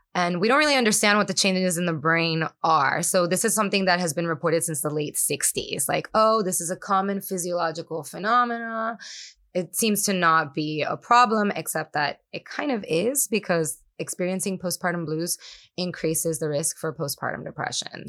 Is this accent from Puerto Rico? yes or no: yes; Puerto Rico; first language Spanish; English is a second language; moved away as an adult; also born or lived in New York City; I grew up in Puerto Rico